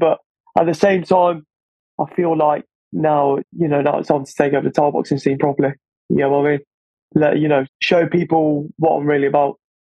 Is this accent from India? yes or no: no; Corfu, Ionian Islands, Greece; now in England; growing up in Greece